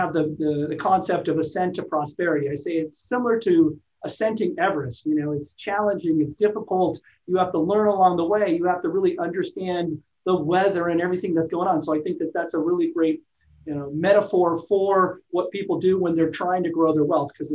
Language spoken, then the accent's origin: English; Los Angeles, California, United States; also born or lived in Alaska; now in San Diego, United States; I was born in Alaska, raised in Los Angeles, and then moved to San Diego